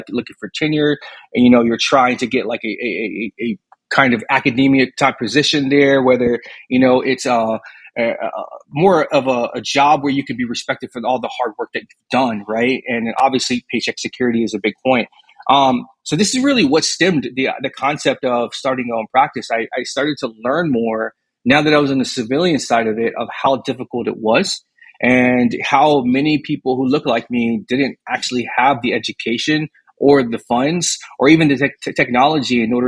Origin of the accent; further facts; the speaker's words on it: Houston, Texas, United States; I'm originally born out of Houston, Texas. So I'm fifth generation Texan. Family's been here forever